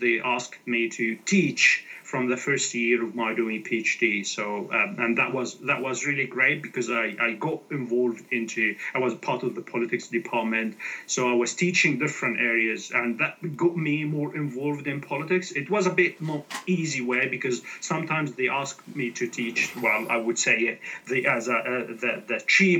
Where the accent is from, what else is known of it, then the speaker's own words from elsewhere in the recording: Egypt; moved away; An Egyptian as I am, I was born in Egypt, and then I start working for Al Ahram Weekly, which is a newspaper in English in Egypt, and I was a local reporter.